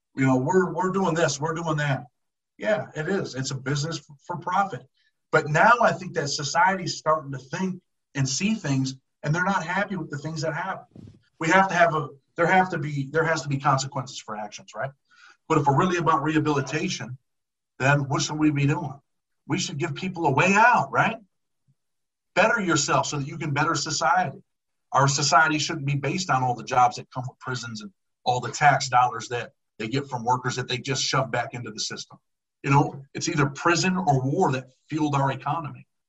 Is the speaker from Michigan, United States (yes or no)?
no; Rochester, New York, United States; I'm from upstate, well, Western New York. I'm from Rochester, New York.